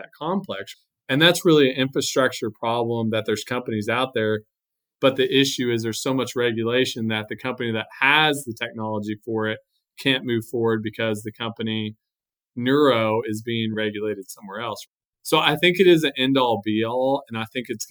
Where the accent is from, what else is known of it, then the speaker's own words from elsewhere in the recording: San Antonio, Texas, United States; I'm from San Antonio